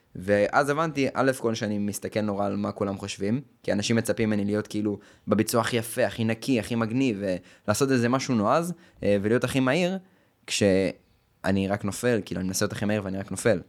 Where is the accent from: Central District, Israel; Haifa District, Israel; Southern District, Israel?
Haifa District, Israel; the Krayot; אני מהקריות